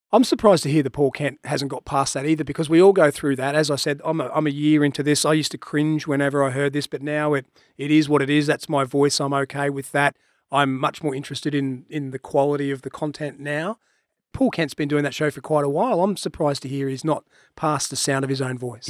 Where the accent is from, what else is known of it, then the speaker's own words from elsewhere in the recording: Queensland, Australia; I'm a Queenslander